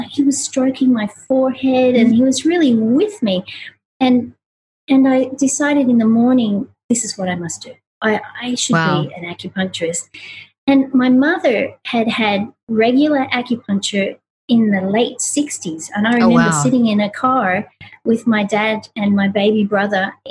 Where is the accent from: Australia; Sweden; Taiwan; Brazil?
Australia; moved away; I grew up in Australia